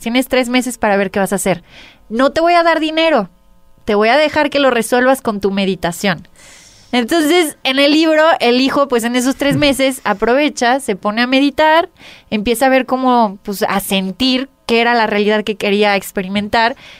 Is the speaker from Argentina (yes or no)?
no; Mexico; como mujer mexicana